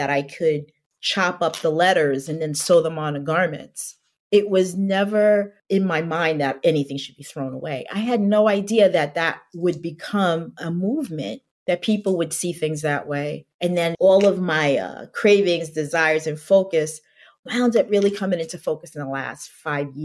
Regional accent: New York City, New York, United States; I grew up on Staten Island

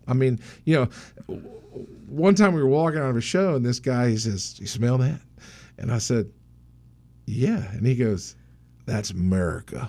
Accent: the South, United States; now in Maryland, United States; I grew up in the South, don't get me wrong, so I can talk like this

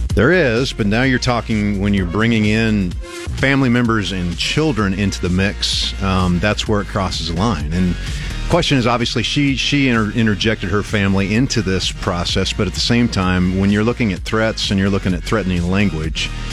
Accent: Nebraska, United States; We're from Nebraska.

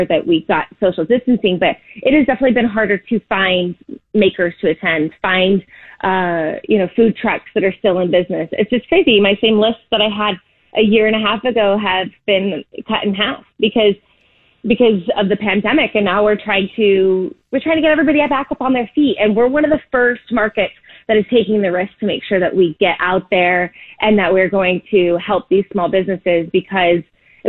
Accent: Indiana, United States; now in Florida, United States; I am from Indiana, and I grew up in a city which I call a cookie cutter city

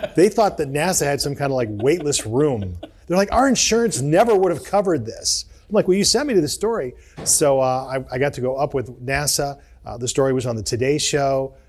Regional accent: Akron, Ohio, United States; growing up on North Hill was a great place in town.

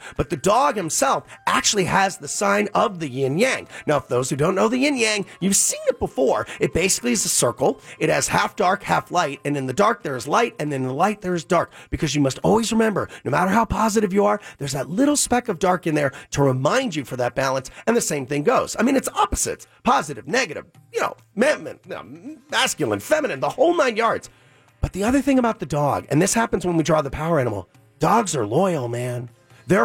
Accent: Long Island, New York, United States; I'm from Long Island

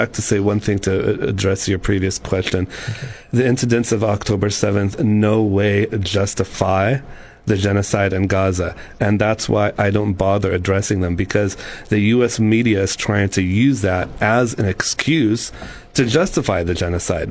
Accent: Sacramento, California, United States; moved away as an adult; now in San Luis Obispo, United States; I was born and raised in Sacramento, California, until I came here to San Luis Obispo to go to Cal Poly, and have been here since then

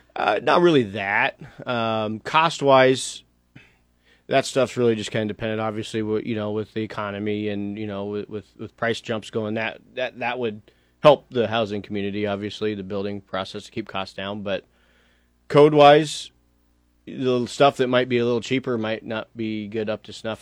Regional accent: Lincoln, Nebraska, United States; I grew up in Lincoln

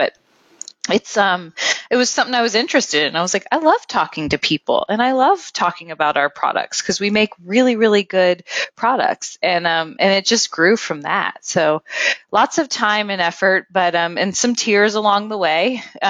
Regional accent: Kentucky, United States; also born or lived in Cincinnati, Ohio; I was born in Cincinnati, Ohio, so really close to here, but moved down here in 95 because of my dad's job. And so I was here from elementary school on. So, I mean, I really and truly feel like I embody everything of a Kentuckian and have embraced Kentucky as home.

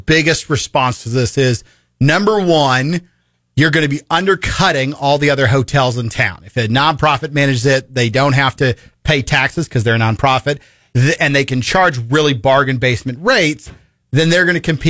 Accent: Springfield, Missouri, United States; I grew up in Springfield.

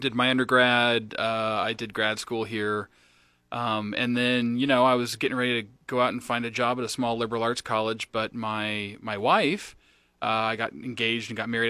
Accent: Lincoln, Nebraska, United States; I'm from Lincoln, Nebraska

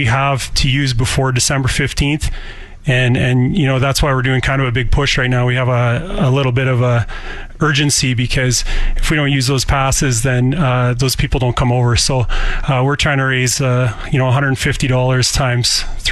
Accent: Saskatoon, Saskatchewan, Canada; moved away as an adult; also born or lived in Russia; I grew up in Saskatoon with Ukrainian roots

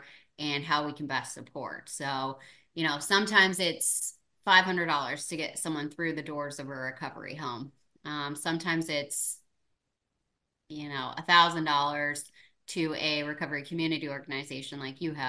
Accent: St. Louis, Missouri, United States; I was born and raised in St. Louis

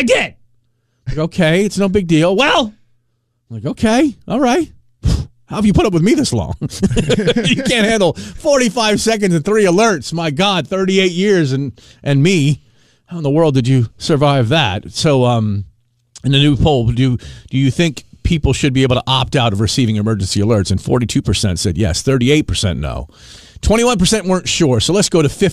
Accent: Arlington, Virginia, United States; when I was a kid, I grew up in Arlington, Virginia

